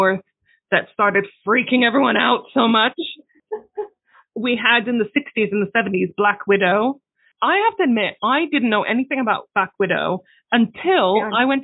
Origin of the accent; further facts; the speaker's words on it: Palestine; I come from Palestine where everyone is religious